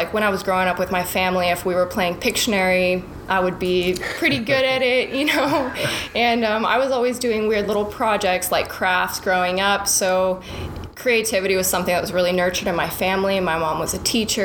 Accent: Portales, New Mexico, United States; now in Dallas, United States; my hometown is in New Mexico, in Portales. I grew up on a ranch next to my grandparents

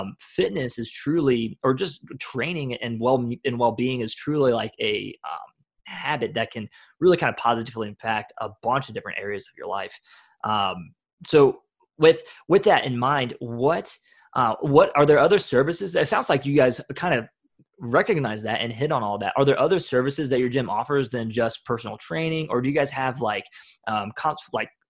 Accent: Columbus, Ohio, United States; now in Atlanta, United States; I am from Columbus, Ohio.

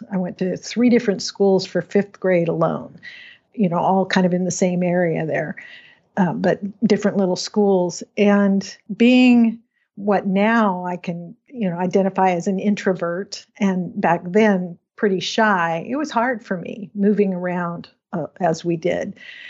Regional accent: Washington, United States; also born or lived in Pacific Northwest; I grew up in Western Washington, kind of all over the Pacific Northwest.

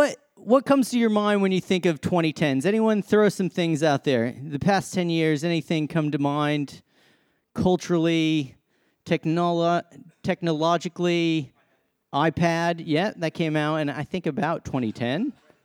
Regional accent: Massachusetts, United States; So I came from Massachusetts, love my sports.

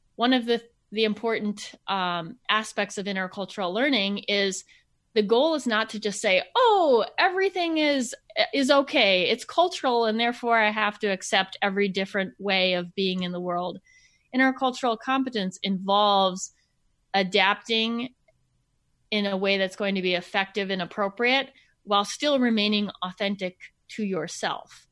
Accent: Minnesota, United States; I grew up in Minnesota.

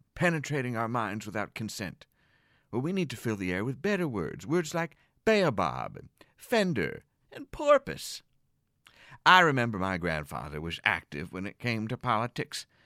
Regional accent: outside of Philadelphia, Pennsylvania, United States; grew up outside of Philadelphia, and they have a pretty harsh accent

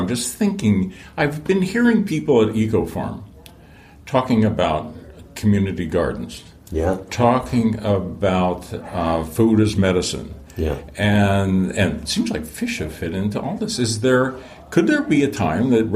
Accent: Midwest, United States; I grew up in the Midwest and we had farm ponds.

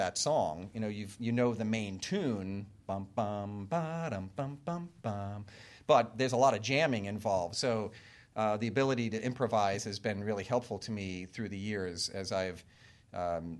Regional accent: Long Island, New York, United States; I grew up on Long Island in New York

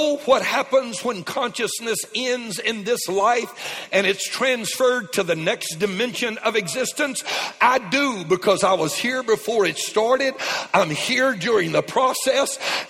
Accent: Lake Charles, Louisiana, United States; moved away; I was raised in Lake Charles, as many of you know, just across the Texas line. And South Lake Charles, Cajun born

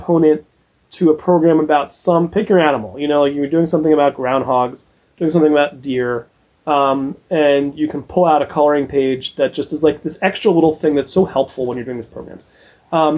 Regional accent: Central Ohio, United States; moved away as an adult; now in Philadelphia, United States; I grew up in Central Ohio and came to Philly 2004

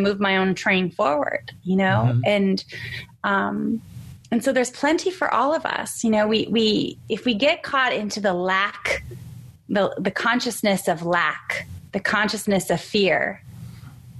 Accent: San Diego, California, United States; I'm from San Diego

